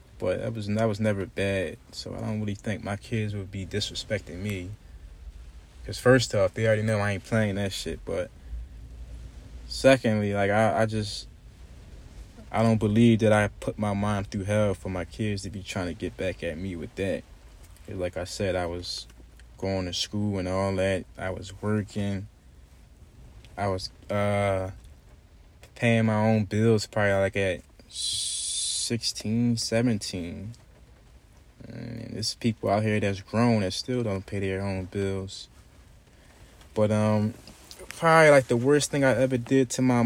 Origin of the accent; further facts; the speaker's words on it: Philadelphia, Pennsylvania, United States; growing up in Philadelphia